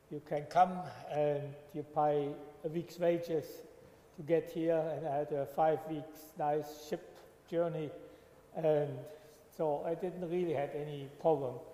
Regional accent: Germany; English is a second language; moved away as an adult; now in Australia; I came from Germany.

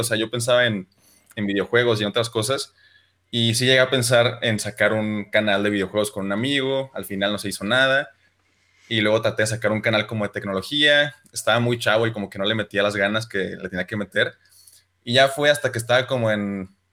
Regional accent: Chihuahua, Mexico; soy de Chihuahua

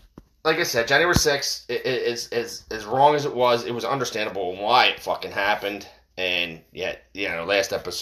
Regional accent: United States; we, as American people

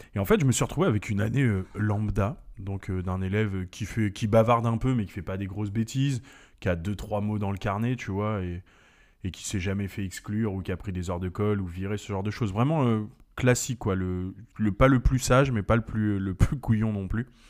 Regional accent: French Guiana; je suis né en Guyane

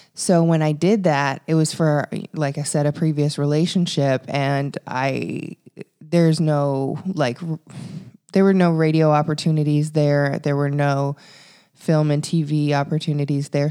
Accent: Regina, Saskatchewan, Canada; moved away as an adult; also born or lived in Victoria, British Columbia / Toronto; now in California, United States; I'm from a small city in Saskatchewan. It's called Regina

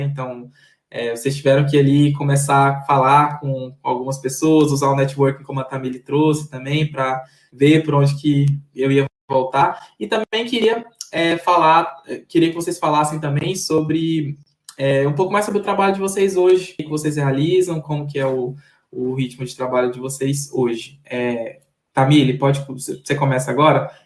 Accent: Maranhão, Brazil; eu sou maranhense

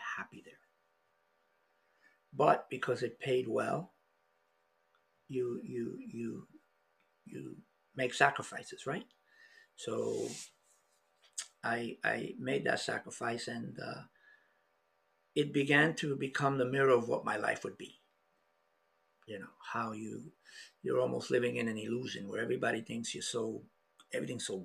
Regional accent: New York, United States; moved away; also born or lived in Florida; I was born in the South Bronx. From a European mom and a dad that was half indigenous. So growing up in the South Bronx had its challenges

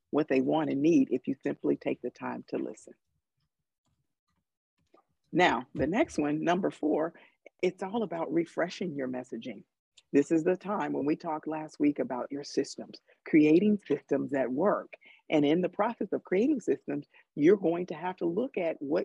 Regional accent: Chicago, Illinois, United States; now in California, United States; we're both from Chicago

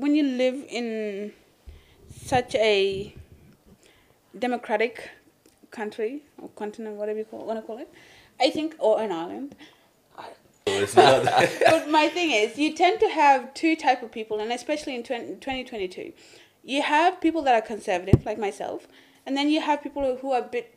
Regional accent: Toowoomba, Queensland, Australia; I grew up in Toowoomba, so therefore I think I know 50% of the people in Toowoomba

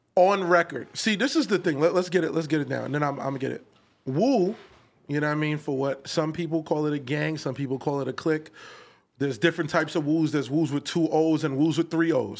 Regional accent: New York City, New York, United States; I'm from Canarsie

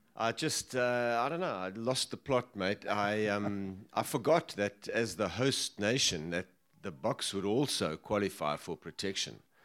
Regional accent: Johannesburg, Gauteng, South Africa; also born or lived in Cape Town; We moved up to, to Joburg when I was about seven

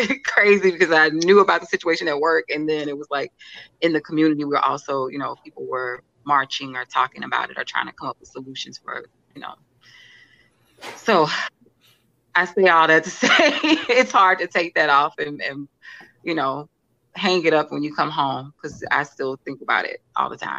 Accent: Alexandria, Louisiana, United States; moved away as an adult; now in New Orleans, United States; I'm from a little town, like you said in my bio, Alexandria, Louisiana

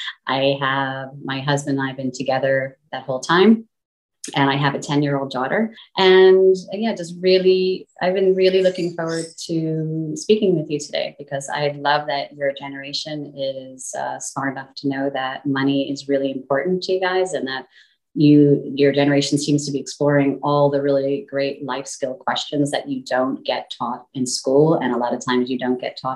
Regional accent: New York City, New York, United States; moved away; also born or lived in Tokyo / United Kingdom; I am originally from New York City.

